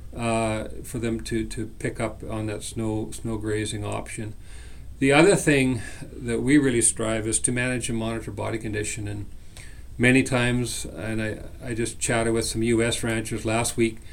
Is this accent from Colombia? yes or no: no; British Columbia, Canada; moved away as an adult; now in Saskatchewan, Canada; I'm born and raised in British Columbia